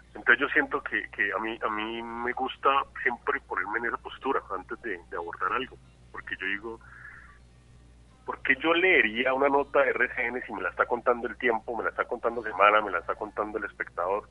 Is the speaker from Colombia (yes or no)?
yes; Cali, Valle del Cauca, Colombia; yo soy un caleño extraño porque no soy una persona muy, muy, muy, muy ligada a la cultura caleña